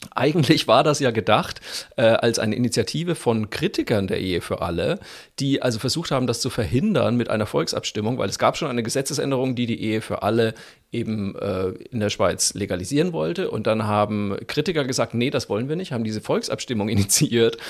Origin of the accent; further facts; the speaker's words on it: Germany; da waren wir Deutschen